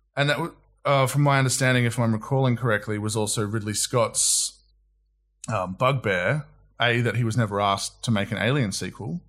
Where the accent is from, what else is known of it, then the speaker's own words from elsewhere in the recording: Australia; also born or lived in New Zealand; I moved over to Australia when I was five, hence no accent